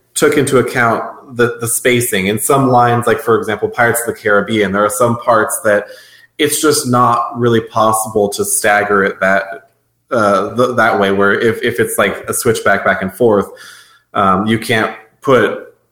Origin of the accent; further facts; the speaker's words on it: West Coast, United States; we're from the West Coast.